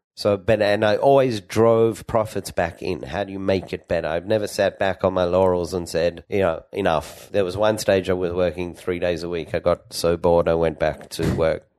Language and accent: English; Sydney, New South Wales, Australia; moved away as an adult; also born or lived in Perth, Australia; now in Israel; I grew up in Australia